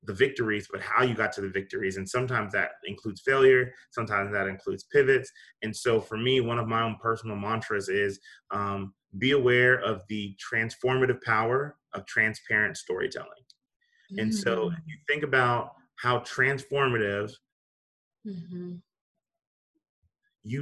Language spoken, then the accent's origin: English; New York, United States; moved away; also born or lived in South Carolina; I was born in New York